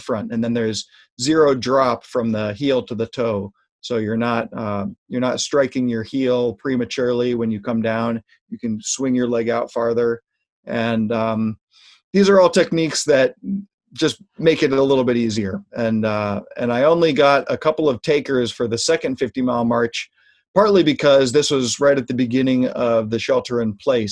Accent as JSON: {"language": "English", "area": "Marin County", "region": "California", "country": "United States", "tie": "born or raised there", "also_born_or_lived": "East Bay, California", "said": "I grew up in Marin County, which is north of San Francisco, and I've lived most of my life in the East Bay"}